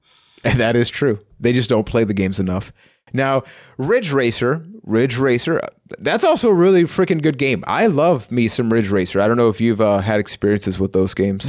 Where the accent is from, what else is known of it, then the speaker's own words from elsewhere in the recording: Puerto Rico; now in London, Canada; I'm from Puerto Rico